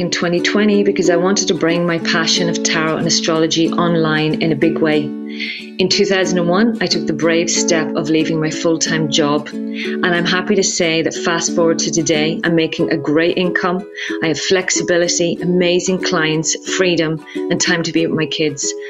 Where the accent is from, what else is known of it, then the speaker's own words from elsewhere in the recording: Ireland; now in Israel; I'm an Irish woman living in Israel